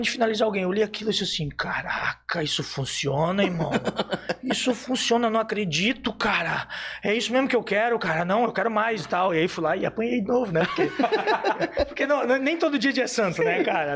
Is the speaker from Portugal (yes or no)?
no; Blumenau, Santa Catarina, Brazil; sou de Blumenau